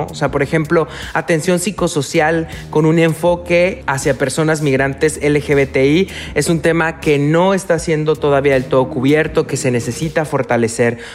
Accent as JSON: {"language": "Spanish", "country": "Mexico"}